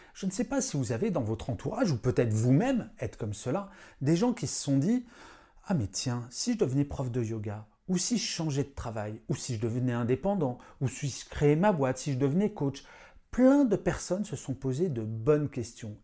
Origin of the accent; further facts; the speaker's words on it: Paris, Île-de-France, France; je suis parisien